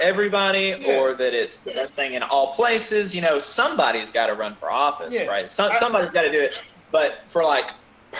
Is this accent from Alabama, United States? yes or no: yes; Alabama, United States; growing up in Alabama